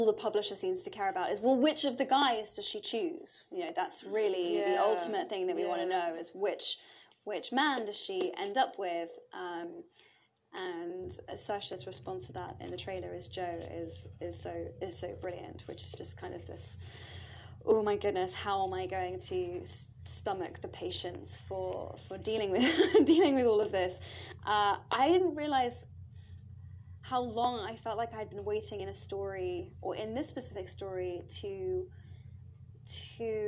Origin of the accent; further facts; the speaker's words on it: London, United Kingdom; moved away; also born or lived in New York; I grew up in Islington